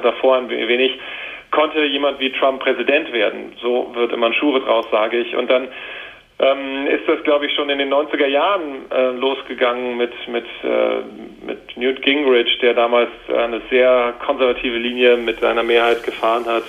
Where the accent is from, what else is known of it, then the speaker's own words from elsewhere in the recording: Wiesbaden, Hesse, Germany; also born or lived in Washington, United States; ich trotzdem in Deutschland aufgewachsen bin und hier zur Schule gegangen bin in Wiesbaden